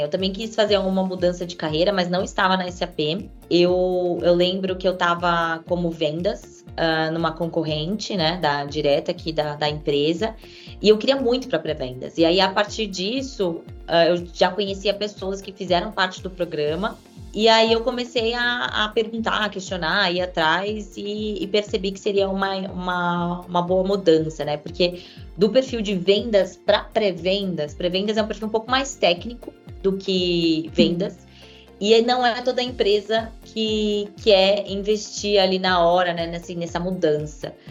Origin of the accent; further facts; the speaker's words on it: São Paulo, Brazil; Sou aqui de São Paulo, nascida e criada, é, e gosto muito de ser paulistana